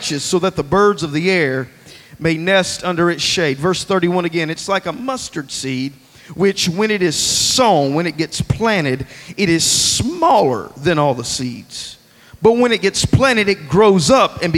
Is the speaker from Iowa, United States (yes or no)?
no; Alabama, United States; I'm from Alabama